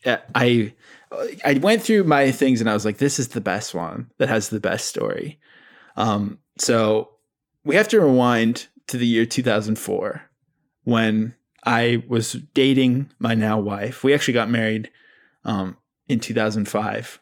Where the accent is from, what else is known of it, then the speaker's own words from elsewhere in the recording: Abbotsford, British Columbia, Canada; I grew up with in Abbotsford, B C.